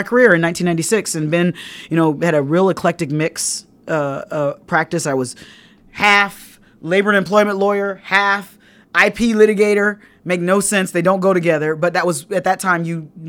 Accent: Fort Wayne, Indiana, United States; And so, I'm from Fort Wayne, Indiana. I went to undergrad at Indiana University in Bloomington.

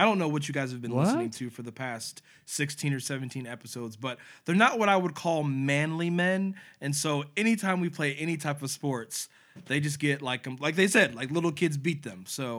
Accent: Cincinnati, Ohio, United States; I live in Cincinnati, obviously with these guys, been here my whole life, grew up here

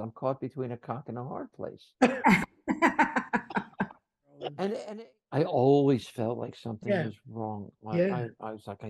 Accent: New Jersey, United States; I'm from Jersey

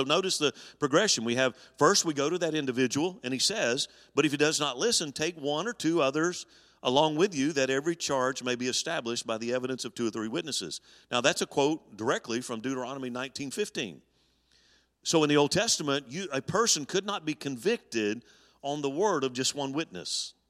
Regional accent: Alabama, United States; When I was 10 years old, my grandfather founded the church I grew up in Alabama, and we attended that church my early years of growing up.

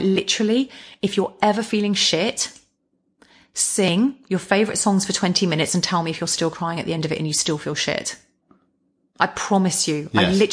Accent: England, United Kingdom; we're both English.

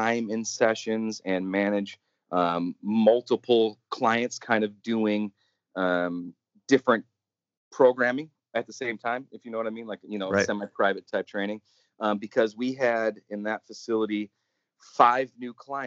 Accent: Wisconsin, United States; moved away as an adult; also born or lived in Arizona; I was originally from Wisconsin, and I needed to get out of the snow and the darkness

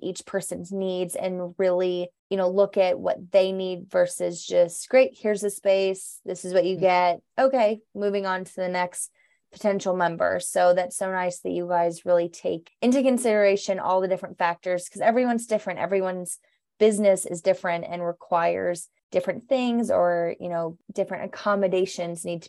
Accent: Overland Park, Kansas, United States; I grew up in the Leawood Overland Park area and totally felt like I grew up in a bubble.

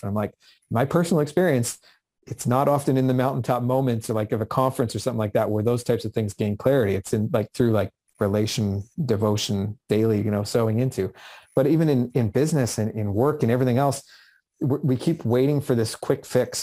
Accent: Vancouver, British Columbia, Canada; I grew up just outside of Vancouver where I am today in the Vancouver area.

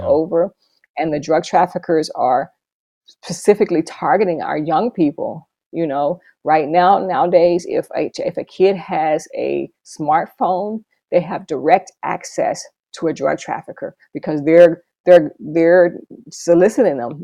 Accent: Dallas, Texas, United States; moved away as an adult; also born or lived in Los Angeles, California / Bridgetown, Barbados / San Juan, Puerto Rico; now in Kansas, United States; I'm originally from Dallas, Texas.

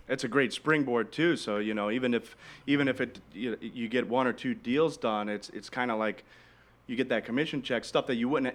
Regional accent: Michigan, United States; now in Naples, United States; I'm I'm originally from Michigan too

